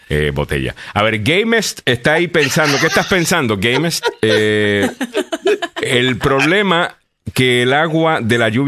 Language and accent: Spanish; Honduras; Mis amistades están encantadas con el coquito y todos somos hondureños. Arriba Honduras